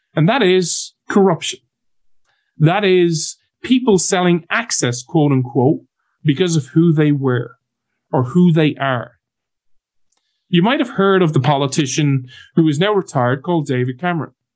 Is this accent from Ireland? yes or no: yes; Ireland